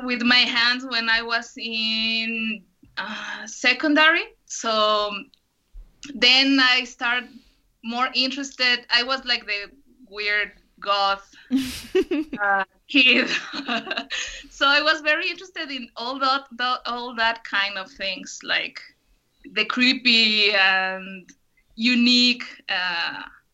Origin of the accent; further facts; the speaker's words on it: Guadalajara, Jalisco, Mexico; English is a second language; now in Jocotepec, Mexico; I'm from Guadalajara currently. We are living in Jocotepec, Jalisco